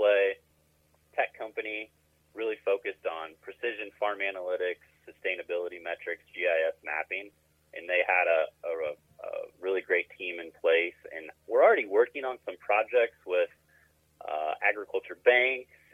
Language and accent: English; Havana, Illinois, United States; now in Chicago, United States; I'm an Illinois boy. Grew up on a farm right in the middle of the state, Havana, Illinois